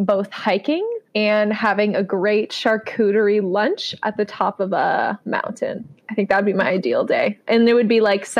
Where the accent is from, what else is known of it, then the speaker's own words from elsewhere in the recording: Elmira, New York, United States; I grew up in Elmira.